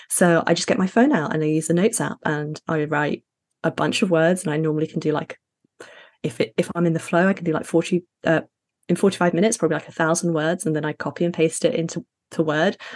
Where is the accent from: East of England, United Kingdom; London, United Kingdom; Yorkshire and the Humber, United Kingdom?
Yorkshire and the Humber, United Kingdom; Sheffield; also born or lived in Middle East; So I'm Ghanaian, Sudanese, and British, but I was raised in the Middle East and Sheffield in the UK.